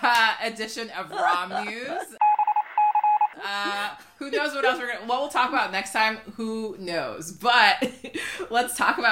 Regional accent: United States; I'm American

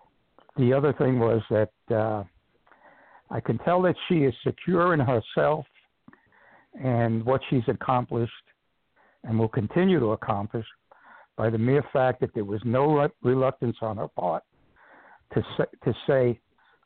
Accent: New York City, New York, United States; moved away as an adult; now in New Kent County, Virginia, United States; I'm a former New York City guy, born and raised in Manhattan

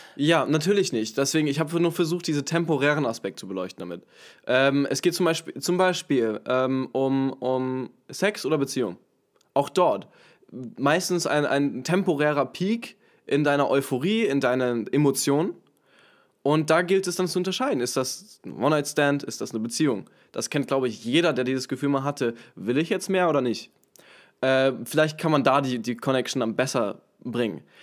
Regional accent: Hamburg, Germany; in Hamburg, äh, in meiner Heimatstadt, in meinem Heimatort

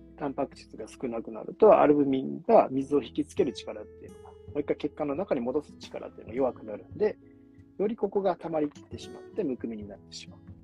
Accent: Kyoto, Japan; moved away; 京都帰ってたんですよね

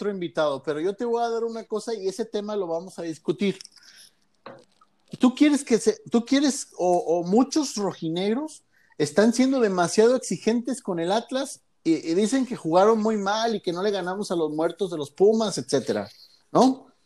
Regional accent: Oaxaca, Mexico; Yo soy de Oaxaca

